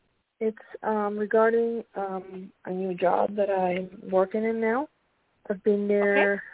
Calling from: Pennsylvania, United States; I'm calling from Pennsylvania.

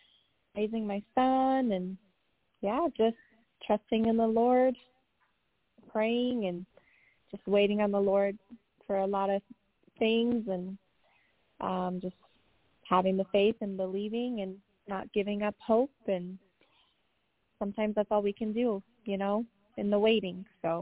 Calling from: Michigan, United States; from Michigan.

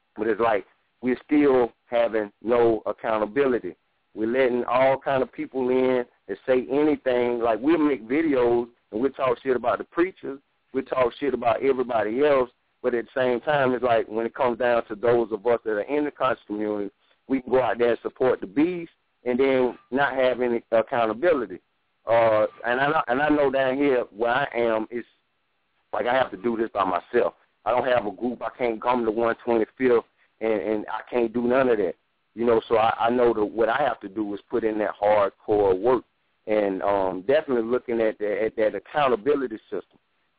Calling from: Greenville, South Carolina, United States; I'm calling from Greenville, South Carolina.

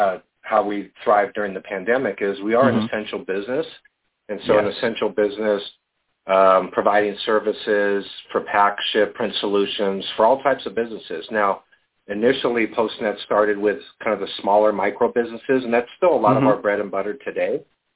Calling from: Colorado, United States; Just north of Denver, Colorado.

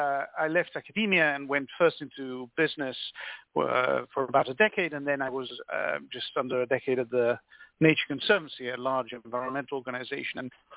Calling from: Venice, Veneto, Italy; Sure, it's a great pleasure, and indeed I'm calling from Venice, which is the sort of ultimate water city

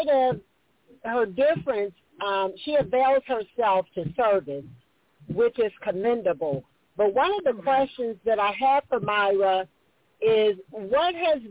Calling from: Dayton, Ohio, United States; I'm calling from Dayton, Ohio

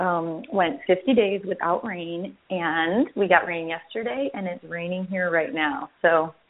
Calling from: Austin, Texas, United States; I'm calling from Austin, Texas.

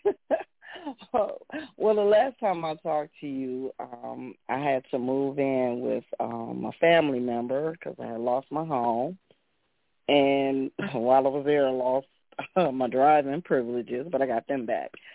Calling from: Michigan, United States; I'm calling from Michigan

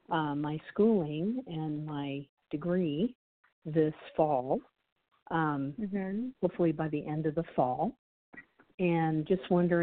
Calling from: Kansas, United States; I'm calling from Kansas tonight.

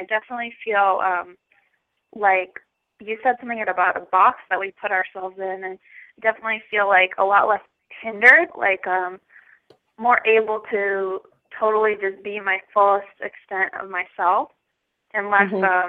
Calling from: Boston, Massachusetts, United States

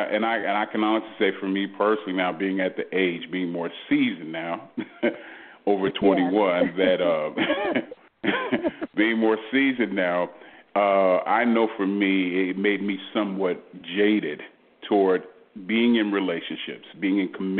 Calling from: Houston, Texas, United States; I'm calling from Houston, Texas.

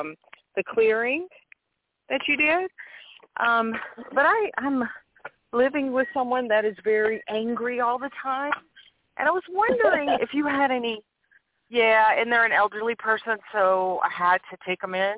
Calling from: Louisiana, United States; I live in Louisiana.

